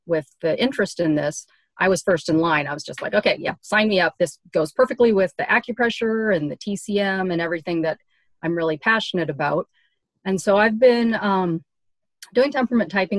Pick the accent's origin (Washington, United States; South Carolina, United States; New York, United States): Washington, United States; Seattle; moved away as an adult; also born or lived in Southern California / back east; now in Oregon, United States; I'm from Seattle originally